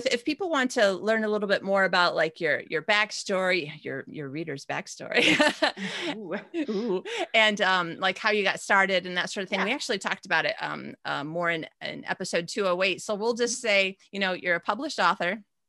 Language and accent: English; Austria; I'm still from Austria.